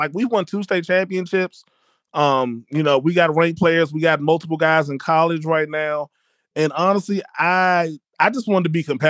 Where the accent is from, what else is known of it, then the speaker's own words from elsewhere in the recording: Largo, Maryland, United States; moved away as an adult; now in Virginia, United States; we're PG County people, so we're moving from Largo.